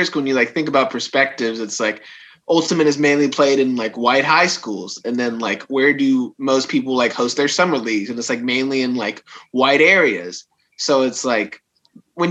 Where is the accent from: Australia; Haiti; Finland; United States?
United States; Dallas, Texas; I am from Dallas, currently with the Dallas Roughnecks